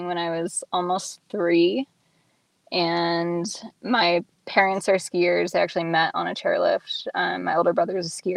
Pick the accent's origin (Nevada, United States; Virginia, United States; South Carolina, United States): Nevada, United States; moved away as an adult; also born or lived in Reno / Colorado; now in Seattle, United States; I grew up in Lake Tahoe and went to high school in Reno